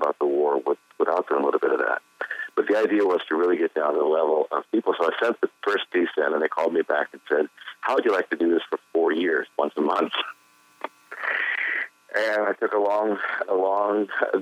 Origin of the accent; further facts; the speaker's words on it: Delaware, United States; now in North Carolina, United States; I was raised in Delaware.